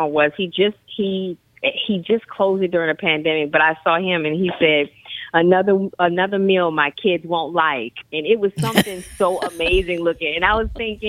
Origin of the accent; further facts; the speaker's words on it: New Orleans, Louisiana, United States; the first digital interactive cookbook by a New Orleanian